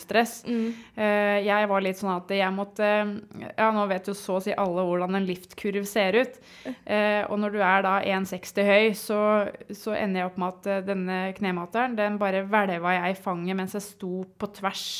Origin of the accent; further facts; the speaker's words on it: Sandefjord, Vestfold, Norway; jeg er jo eh, teknisk sett født og oppvokst i Sandefjord